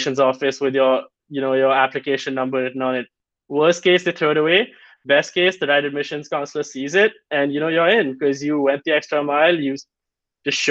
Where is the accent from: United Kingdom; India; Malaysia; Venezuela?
India; moved away; As an Indian